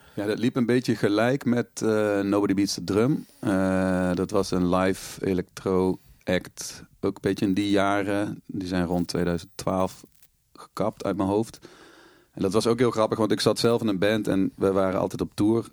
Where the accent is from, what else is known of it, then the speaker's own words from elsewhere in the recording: Panningen, Limburg, Netherlands; moved away as an adult; also born or lived in Maastricht; in Panningen woonde, het dorp waar ik ben opgegroeid in Noord-Limburg